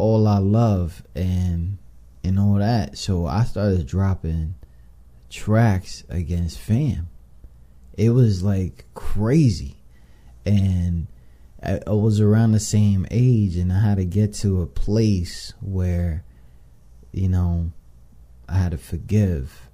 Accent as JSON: {"language": "English", "town": "New York City", "region": "New York", "country": "United States", "moved": "yes", "said": "I'm from New York, I'm from the Bronx"}